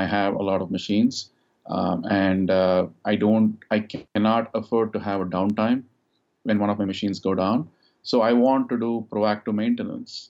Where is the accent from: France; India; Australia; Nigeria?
India; moved away as an adult; also born or lived in United States; now in Dallas, United States; I grew up in India, and I came to the United States 21 years ago to do my master's in electrical engineering.